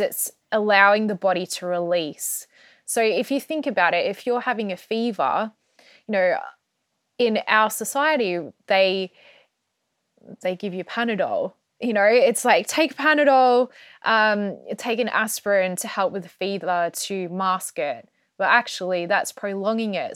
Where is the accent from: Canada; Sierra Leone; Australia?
Australia; moved away as an adult; also born or lived in Melbourne; now in United Kingdom; I grew up in Australia, I was born in Australia